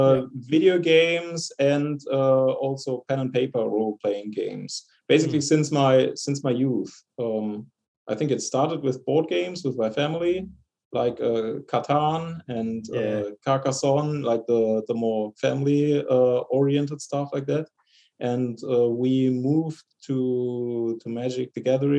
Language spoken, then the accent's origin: English; Bonn, North Rhine-Westphalia, Germany; moved away as an adult; now in Stuttgart, Germany; I was born in Bonn, the former German, Western German capital, if you're familiar with it. And I moved down to Stuttgart